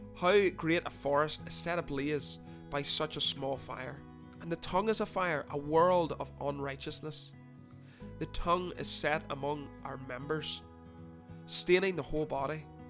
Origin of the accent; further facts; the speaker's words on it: Northern Ireland, United Kingdom; I'm not from Newcastle, sorry, quick note, from Northern Ireland.